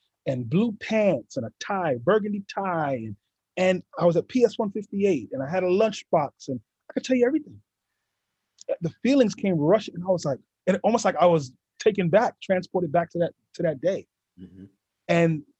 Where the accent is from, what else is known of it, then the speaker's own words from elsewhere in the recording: New York City, New York, United States; growing up in East New York, Brooklyn